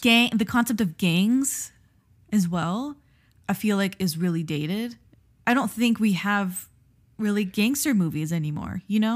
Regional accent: Miami, Florida, United States; we grew up in Miami

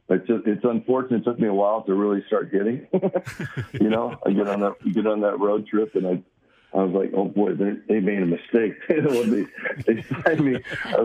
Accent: Southern California, United States; the California Angels, you know, my hometown, you know, 25 minutes from the stadium.

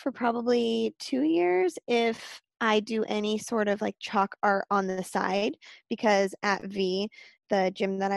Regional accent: Puyallup, Washington, United States; I born and raised in Puyallup, Washington

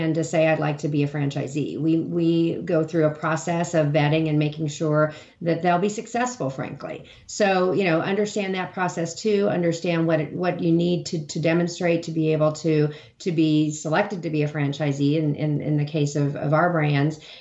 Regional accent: Hutchinson, Kansas, United States; moved away; my hometown of Hutchinson, Kansas

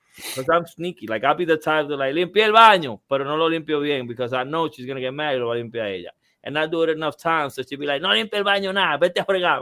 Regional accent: Dominican Republic; In DR, you know, you know where I'm from, in, in, in my in my hometown in DR

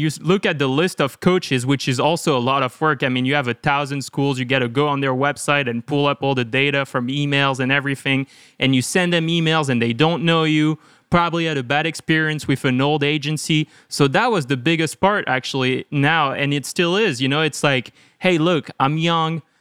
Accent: one hour south of Lyon, Auvergne-Rhône-Alpes, France; moved away as an adult; also born or lived in Chicago; now in United States; So I grew up in France, like one hour south of Lyon

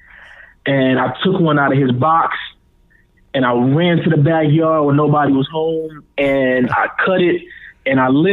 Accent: Prosper, Texas, United States; moved away as an adult; also born or lived in Gary, Indiana; now in Atlanta, United States; I was born in Gary, Indiana, and I moved to Texas. I went to middle school and high school in Texas, and then I moved out here.

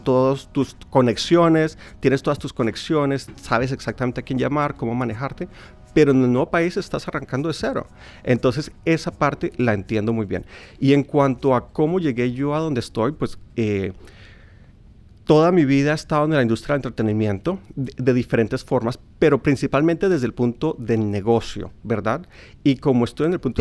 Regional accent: Colombia; yo como colombiano

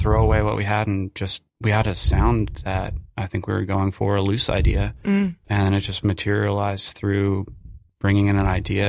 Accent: Philadelphia, Pennsylvania, United States; now in New York City, United States; I'm from Philadelphia originally, that way, and I lived there for about 10 years

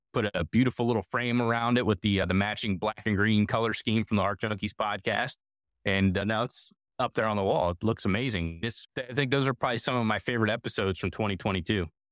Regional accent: Northeastern Ohio, United States; moved away; I'm originally from Northeastern Ohio

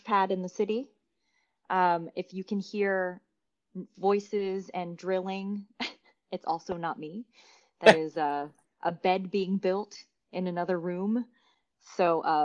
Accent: Bay Area, California, United States; also born or lived in New York City / Las Vegas; now in Los Angeles, United States; I'm a California girl. I was born and raised in the Bay Area.

